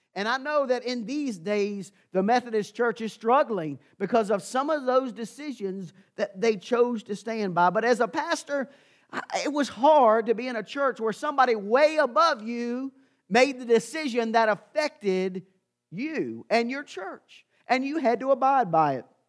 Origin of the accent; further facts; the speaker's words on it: Amherst County, Virginia, United States; I had the privilege of growing up in Amherst County